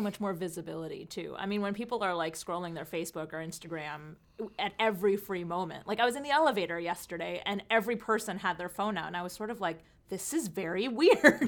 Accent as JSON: {"language": "English", "region": "the New York area", "country": "United States", "tie": "born or raised there", "also_born_or_lived": "California", "said": "I grew up out here in New, uh, the New York area"}